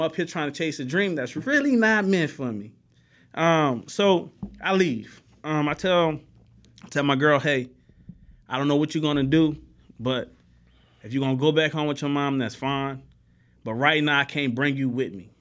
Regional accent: New Orleans, Louisiana, United States; moved away as an adult; now in Houston, United States; I grew up in New Orleans

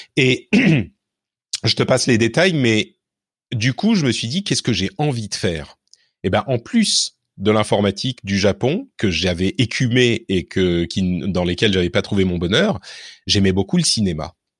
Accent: Neuilly-sur-Seine, Île-de-France, France; also born or lived in Lebanon; j'ai grandi à Neuilly

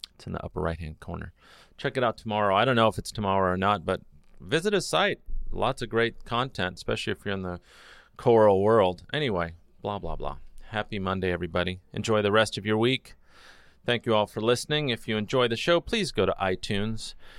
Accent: Los Angeles, California, United States; I'm from L

